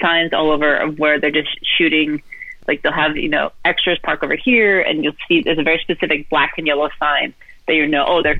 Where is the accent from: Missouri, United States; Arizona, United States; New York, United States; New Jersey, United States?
Arizona, United States; Phoenix; moved away as an adult; now in Los Angeles, United States; I was born in Phoenix, Arizona, and lived there majority of my life, and then met a woman who is now my wife, and we moved out to California